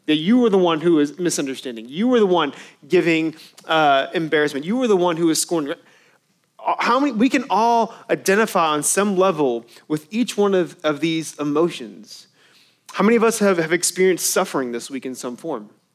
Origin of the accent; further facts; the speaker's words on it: Irving, Texas, United States; I grew up in Irving where they used to play